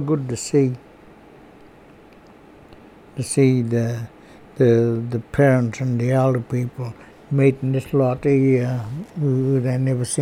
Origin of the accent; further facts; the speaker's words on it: Bega, New South Wales, Australia; also born or lived in Orbost / Dimboola; I grew up around Bega, Orbis, and then down around Druman, and then way over in Dimboola way